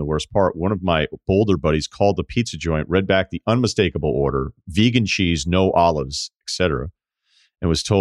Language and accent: English; Martha's Vineyard, Massachusetts, United States; moved away; Growing up on Martha's Vineyard